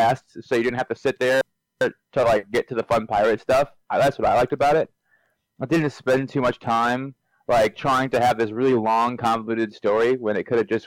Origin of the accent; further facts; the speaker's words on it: Wisconsin, United States; we're all from Wisconsin